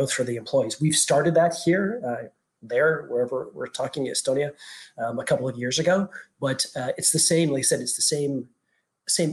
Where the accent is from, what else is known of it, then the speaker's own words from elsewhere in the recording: Canada; moved away as an adult; also born or lived in Europe / France; now in Dubai, United Arab Emirates; I'm Canadian